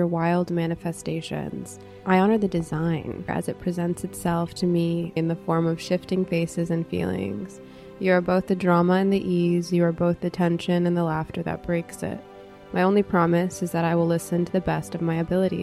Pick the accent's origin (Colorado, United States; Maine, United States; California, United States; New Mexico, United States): California, United States; Los Angeles; We grew up in West LA.